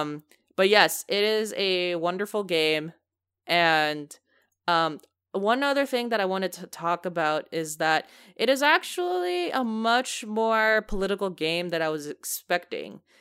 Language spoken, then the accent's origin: English; United States; I am a American